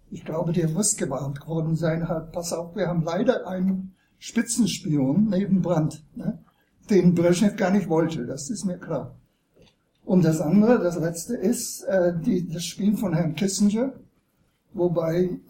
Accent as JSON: {"language": "German", "country": "United States", "also_born_or_lived": "Soviet Union", "second_language": "German", "said": "Ja, ich, {S255} ich {S3} bin Amerikaner, das muss ich vorausschicken, sonst wissen Sie nicht, woher ich schieße."}